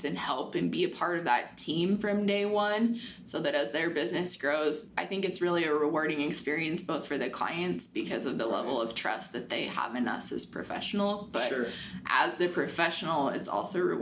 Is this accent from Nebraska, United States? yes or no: yes; Butte, Nebraska, United States; now in Hastings, United States; I grew up in Butte, Nebraska, which is a small farming, ranching community